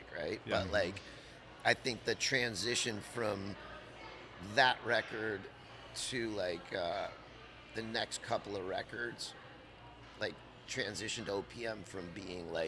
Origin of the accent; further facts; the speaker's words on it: Los Angeles, California, United States; also born or lived in San Clemente; I was born in Los Angeles. But I, when I was younger, I had I was fortunate enough where my parents had a place in San Clemente, too. So I kind of split my time between L.A. and San Clemente